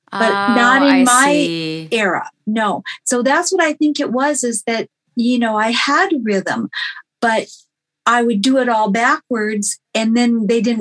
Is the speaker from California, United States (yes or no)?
no; North Dakota, United States; I grew up in North Dakota